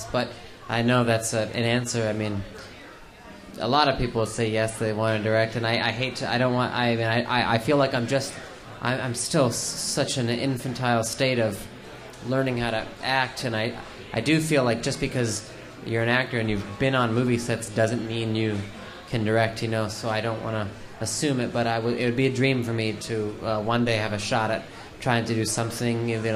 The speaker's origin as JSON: {"language": "English", "town": "Los Angeles", "region": "California", "country": "United States", "tie": "born or raised there", "said": "I grew up in Los Angeles"}